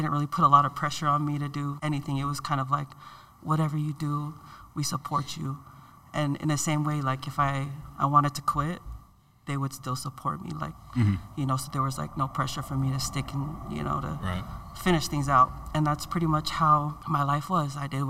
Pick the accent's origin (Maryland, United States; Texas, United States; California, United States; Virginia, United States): California, United States; Daly City; also born or lived in San Francisco; I was born in San Francisco, raised in Daly City by my grandparents, my mom's parents. They're from Hawaii, and my dad's parents were also involved in my life too, and they're from Samoa.